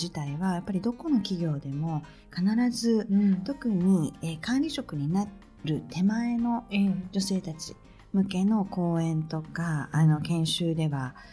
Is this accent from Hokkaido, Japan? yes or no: no; Shizuoka, Japan; moved away; うちも静岡なの